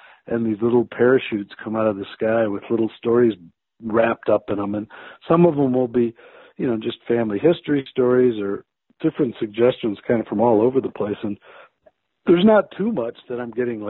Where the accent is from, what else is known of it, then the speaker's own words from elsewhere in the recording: the Chicago suburbs, Illinois, United States; moved away as an adult; also born or lived in St. Paul, Minnesota; now in Durango, United States; I grew up in the Chicago suburbs